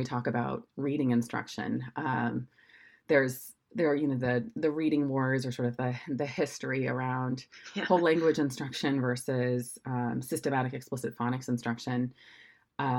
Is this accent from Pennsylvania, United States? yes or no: no; Oregon, United States; moved away as an adult; also born or lived in San Francisco; I'm from Oregon originally, so I'm one of the few born and raised in Oregon